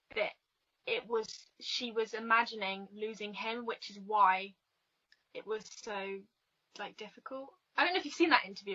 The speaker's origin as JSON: {"language": "English", "region": "England", "country": "United Kingdom", "said": "I'm from England, um, sunny England"}